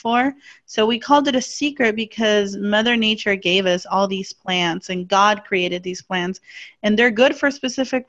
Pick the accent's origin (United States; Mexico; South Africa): Mexico; I was born and raised in Mexico.